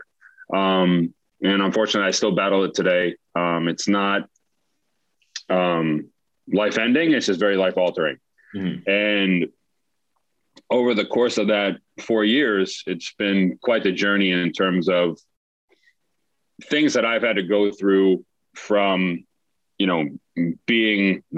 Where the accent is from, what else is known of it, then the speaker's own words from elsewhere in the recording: Mamaroneck, New York, United States; moved away as an adult; now in Charlotte, United States; I grew up in Westchester, New York, specifically Mamaroneck, just outside New York City